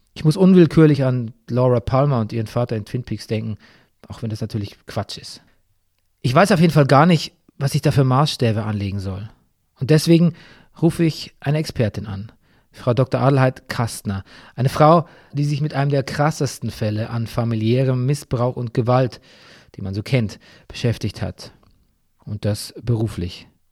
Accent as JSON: {"language": "German", "region": "Bavaria", "country": "Germany", "tie": "born or raised there", "said": "mitten in meiner Heimat Bayern"}